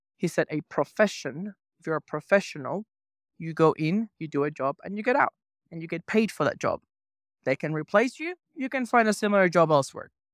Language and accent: English; Venezuela; moved away; I grew up in Venezuela